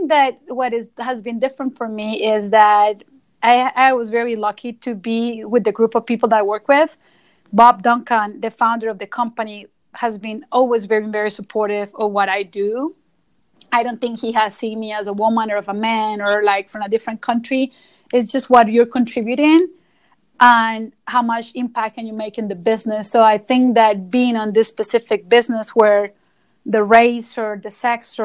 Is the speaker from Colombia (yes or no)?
yes; Colombia; moved away as an adult; now in United States; I'm originally from Colombia, so came to the United States 17 years ago